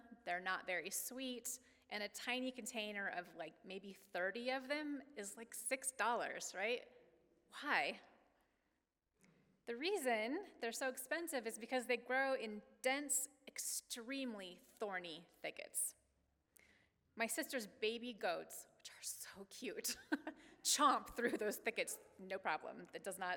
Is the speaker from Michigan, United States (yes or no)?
no; Oregon, United States; moved away; I grew up in Oregon